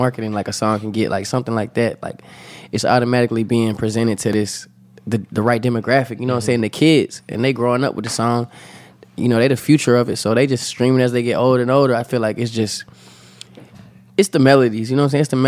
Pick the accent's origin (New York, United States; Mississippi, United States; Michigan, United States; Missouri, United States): Mississippi, United States; I'm from the country, too. I'm from Mississippi